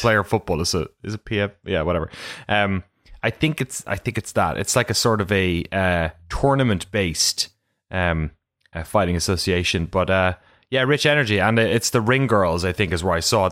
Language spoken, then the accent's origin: English; Ireland; also born or lived in London; I'm from Ireland